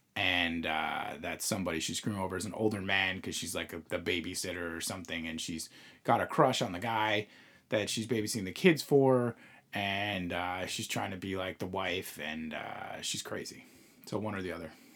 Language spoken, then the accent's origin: English; Long Island, New York, United States; where we grew up on Long Island